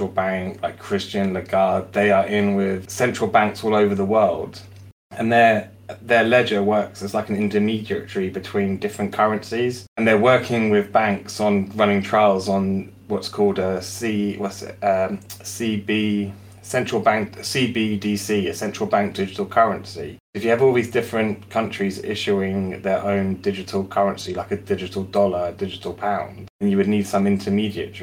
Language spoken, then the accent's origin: English; Jersey; I'm from Jersey.